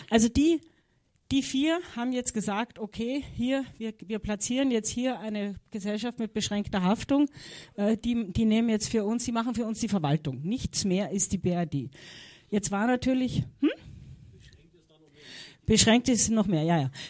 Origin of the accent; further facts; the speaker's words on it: Austria; Könnte er sein, ich als Österreicherin, gell?